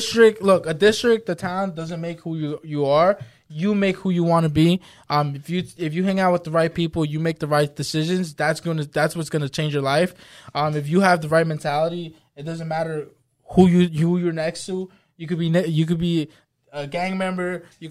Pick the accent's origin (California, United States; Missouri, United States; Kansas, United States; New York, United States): New York, United States; Brentwood; I grew up in the Brentwood, bro.